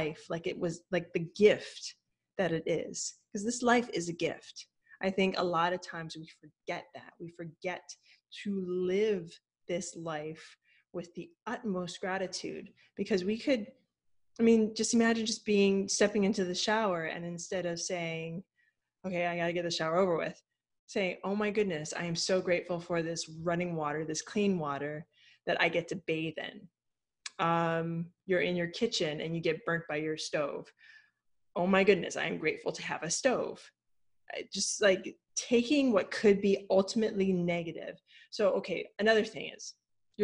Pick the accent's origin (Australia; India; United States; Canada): United States; Hawaii; I'm from Hawaii